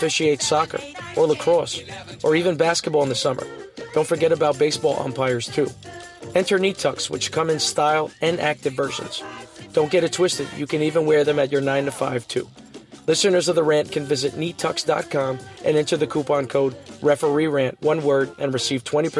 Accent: Long Island, New York, United States; I'm from a neighborhood that's similar to that, as close as it can be from Long Island

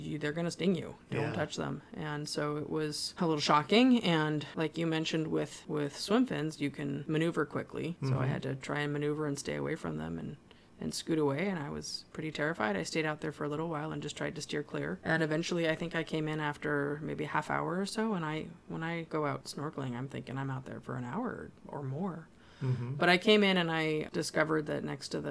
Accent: Santa Cruz, California, United States; I'm from Santa Cruz

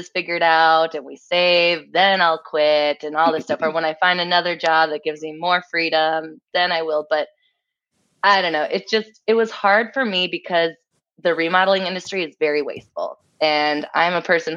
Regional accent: Minnesota, United States; also born or lived in Russia; raised here almost my whole life

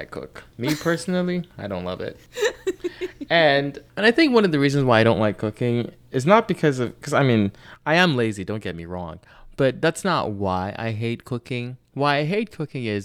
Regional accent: Nigeria; I'm Nigerian and I know what it should taste like

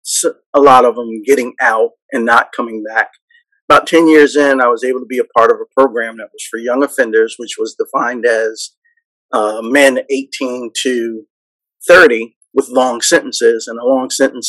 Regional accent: New York, United States; I grew up in New York

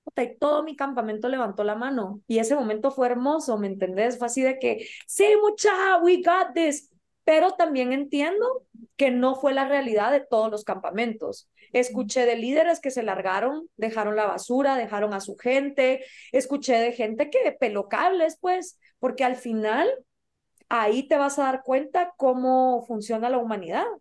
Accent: Guatemala; also born or lived in Rome / Belgium / Washington; soy de Guatemala

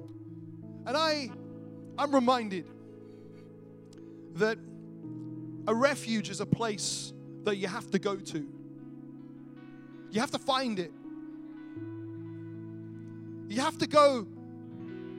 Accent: Wales, United Kingdom; I grew up in Wales.

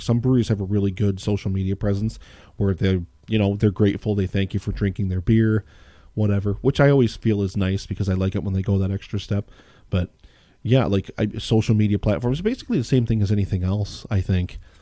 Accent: Pennsylvania, United States; I grew up in Pennsylvania

